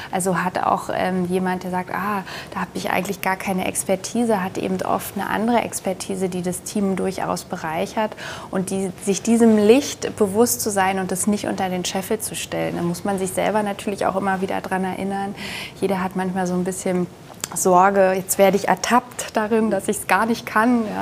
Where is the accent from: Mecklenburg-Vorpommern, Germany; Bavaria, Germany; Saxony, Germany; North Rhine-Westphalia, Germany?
Bavaria, Germany; Nuremberg